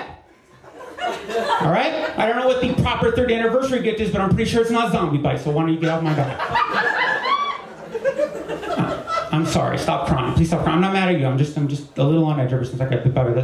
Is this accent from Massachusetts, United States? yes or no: no; New Jersey, United States; moved away; I'm from New Jersey originally, not from the South